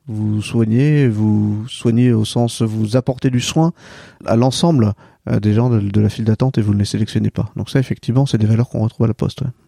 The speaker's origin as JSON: {"language": "French", "area": "near Châteauneuf-en-Thymerais", "region": "Centre-Val de Loire", "country": "France", "tie": "born or raised there", "also_born_or_lived": "Dreux", "moved": "yes", "said": "je suis né à Dreux, j'ai grandi à quelques kilomètres d'ici, euh, près de châteauneuf fortimeray"}